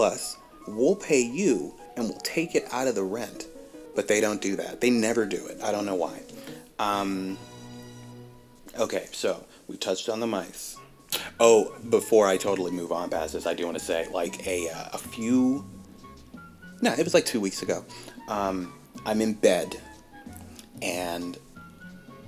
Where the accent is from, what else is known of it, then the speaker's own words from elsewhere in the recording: Virginia, United States; I grew up in Virginia